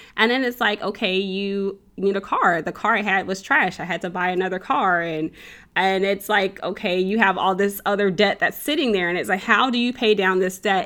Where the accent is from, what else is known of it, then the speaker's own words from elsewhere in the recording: central Illinois, United States; moved away as an adult; also born or lived in Chicago, Illinois; now in Texas, United States; I grew up in the Midwest, so, um, central Illinois, um, Chicago, I, I'm originally from Chicago, we lived in central Illinois